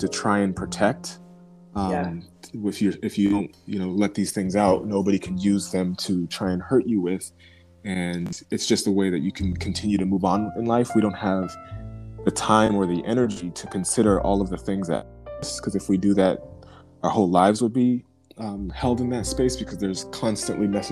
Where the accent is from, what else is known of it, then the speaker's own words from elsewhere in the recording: United States; a person who grew up in America, born in America as a Black person